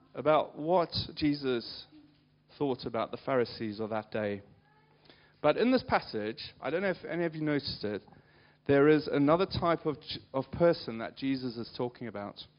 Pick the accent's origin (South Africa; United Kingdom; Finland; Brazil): South Africa; moved away; I grew up in South Africa